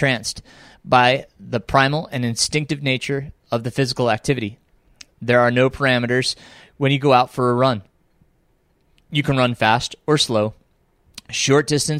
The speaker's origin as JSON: {"language": "English", "town": "Middletown", "region": "New York", "country": "United States", "tie": "born or raised there", "also_born_or_lived": "Pine Bush, New York", "moved": "yes", "lives_now": "North Carolina, United States", "said": "we moved to Middletown in my elementary years"}